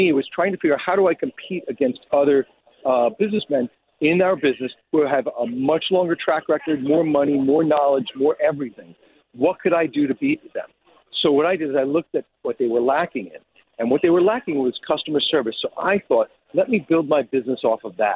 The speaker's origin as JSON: {"language": "English", "town": "New York City", "region": "New York", "country": "United States", "tie": "born or raised there", "said": "I grew up in Rockaway Beach, Queens, in New York"}